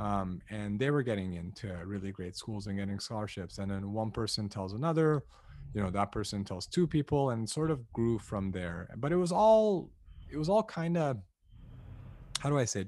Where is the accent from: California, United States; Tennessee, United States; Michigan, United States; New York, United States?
California, United States; Los Angeles; Born and raised in Los Angeles, uh, to two ethnically Armenian parents who immigrated here from Lebanon